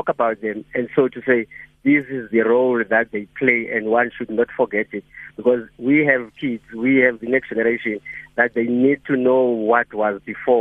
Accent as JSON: {"language": "English", "area": "Ngobozana", "region": "Eastern Cape", "country": "South Africa", "tie": "born or raised there", "moved": "yes", "lives_now": "Cape Town, South Africa", "said": "my community, which is the village where I grew up in Ngomozan"}